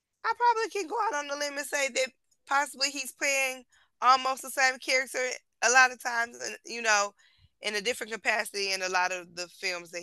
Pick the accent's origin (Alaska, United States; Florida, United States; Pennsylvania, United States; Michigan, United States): Michigan, United States; Detroit; I'm from Detroit